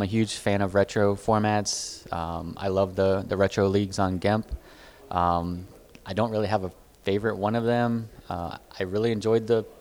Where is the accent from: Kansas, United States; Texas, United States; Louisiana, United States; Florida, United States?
Florida, United States; I'm from Florida